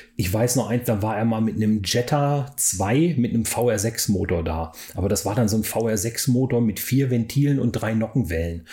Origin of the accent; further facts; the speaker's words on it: Hanover area, Lower Saxony, Germany; ich in, in Hannover aufgewachsen bin